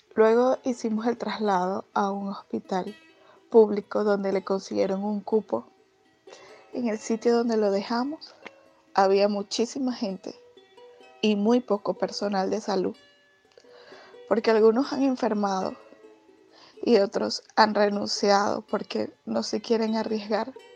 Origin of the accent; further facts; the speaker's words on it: Venezuela; also born or lived in Caracas; nuestro país